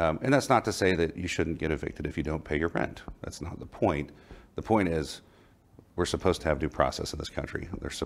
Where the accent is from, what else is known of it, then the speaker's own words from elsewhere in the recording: Oklahoma, United States; now in Dallas, United States; I grew up in Oklahoma in a very conservative